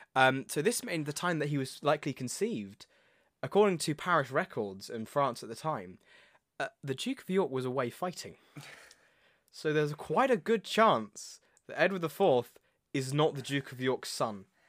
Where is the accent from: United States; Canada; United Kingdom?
United Kingdom; we're British